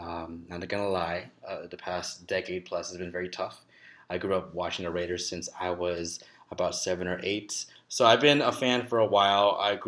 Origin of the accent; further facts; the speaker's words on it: Philippines; I'm Filipino, and I hope my Filipinos out there, I hope you're all doing well.